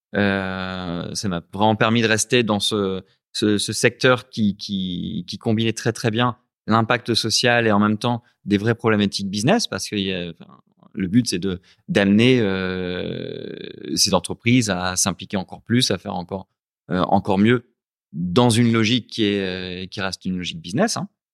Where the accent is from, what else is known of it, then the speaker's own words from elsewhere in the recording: Lens, Hauts-de-France, France; moved away as an adult; also born or lived in Lille / Paris; now in Ho Chi Minh City, Vietnam; Je suis né à Lens, euh, dans le Pas-de-Calais